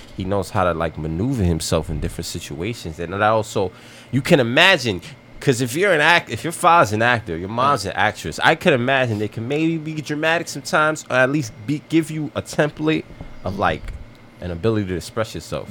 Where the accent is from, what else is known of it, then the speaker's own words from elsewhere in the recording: United States; I grew up in America